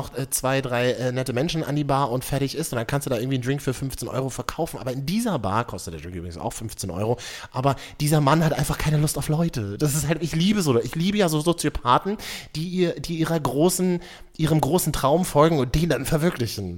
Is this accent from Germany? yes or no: yes; Berlin, Germany; von mir als geborener Berliner